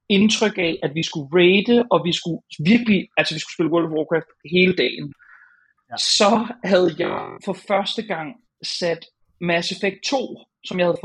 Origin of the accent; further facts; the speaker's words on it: Hornbæk, Capital Region of Denmark, Denmark; rundt på de der villaveje i Hornbæk, hvor jeg voksede op.